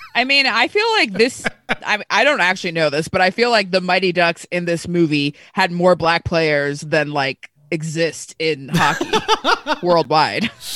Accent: Placentia, California, United States; I grew up in Placentia, which is a stone's throw from Anaheim

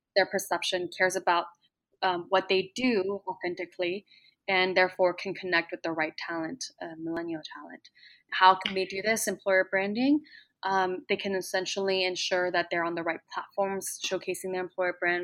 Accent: Plano, Texas, United States; moved away; when I was growing up in Texas, did love Texas just as my fellow Texans did, and also grew up loving the environment of Plano

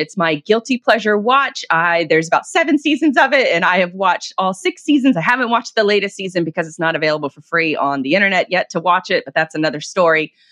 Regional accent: Jacksonville, Florida, United States; with a bakery here in in my hometown of Jacksonville, Florida

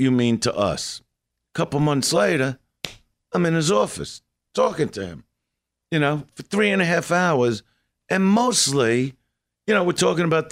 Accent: New York City, New York, United States; I'm from Brooklyn.

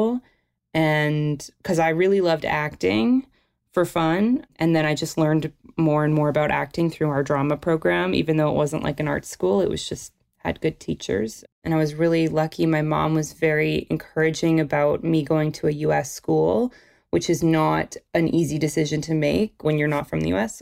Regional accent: Toronto, Ontario, Canada; I'm from Toronto, where I am right now. And I feel like I just grew up in a family of film lovers

